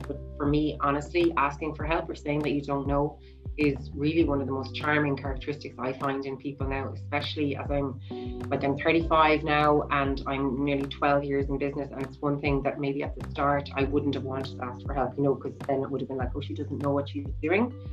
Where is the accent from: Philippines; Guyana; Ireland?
Ireland; growing up in Ireland